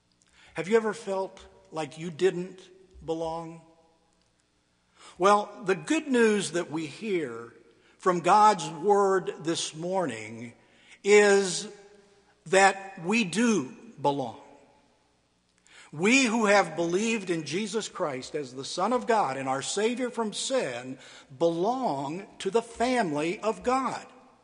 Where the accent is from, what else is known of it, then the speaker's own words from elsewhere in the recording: Ecuador; now in United States; As a child and a teenager growing up in Ecuador, I felt accepted. But as an adult married to an American woman, I was treated like any other gringo.